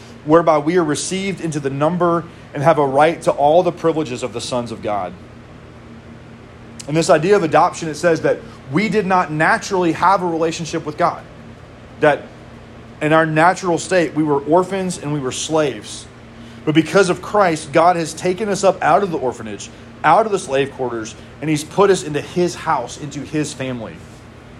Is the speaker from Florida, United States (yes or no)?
no; Mississippi, United States; moved away; I am from Mississippi